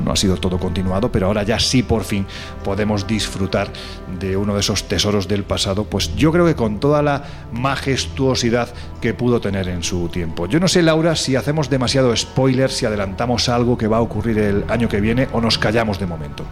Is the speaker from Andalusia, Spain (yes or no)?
yes; Andalusia, Spain; soy andaluz, andaluz sin gracia ninguna